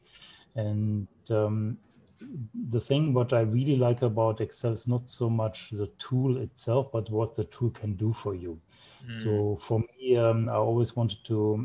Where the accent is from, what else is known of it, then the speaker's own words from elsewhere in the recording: Germany; also born or lived in Japan; grew up in Germany